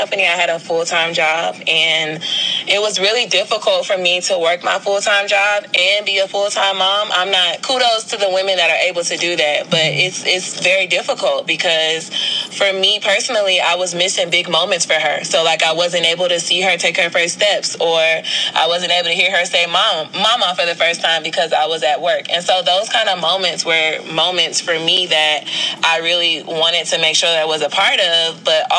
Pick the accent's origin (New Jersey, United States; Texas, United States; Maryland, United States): Maryland, United States; Prince George's County; moved away as an adult; also born or lived in New Orleans, Louisiana; now in Atlanta, United States; I was born in New Orleans, Louisiana, but I grew up in Prince George's County, Maryland